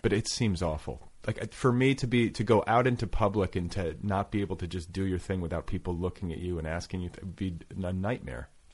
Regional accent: Indiana, United States; I was raised in Indiana

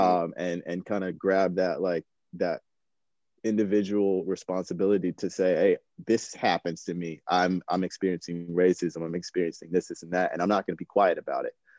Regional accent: Chapel Hill, North Carolina, United States; I grew up, I was born and raised in, in North Carolina. I grew up in Chapel Hill, like pure basketball country.

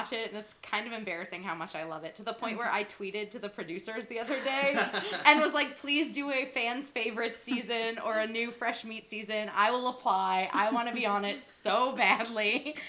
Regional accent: Pennsylvania, United States; I'm from Pennsylvania.

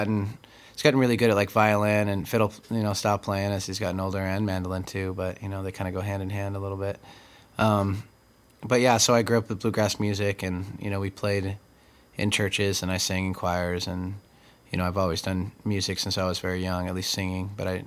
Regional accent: Washington, United States; also born or lived in California / Texas / Colorado / Okinawa, Japan; I was born in California, and then we moved to Texas, and then we moved to Colorado, and then we moved to Okinawa, and then we came back to New Mexico, and two places in New Mexico, and then we eventually moved to Washington

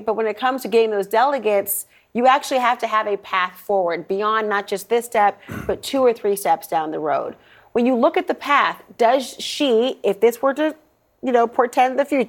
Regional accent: Minnesota, United States; as a Minnesotan

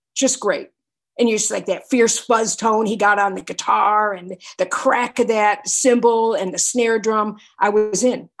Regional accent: Binghamton, New York, United States; And I was going to college in my hometown, Binghamton, New York.

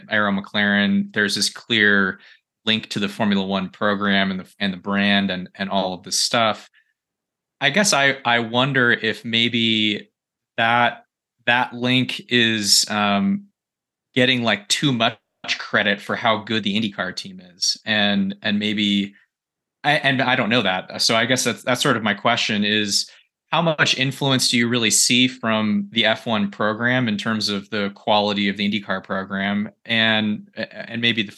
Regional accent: Northern California, United States; we were sort of growing up in Northern California

